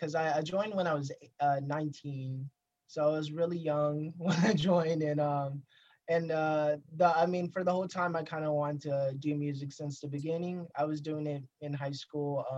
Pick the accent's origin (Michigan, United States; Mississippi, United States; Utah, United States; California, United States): Mississippi, United States; Jackson; I'm from Jackson, Mississippi, born and raised here.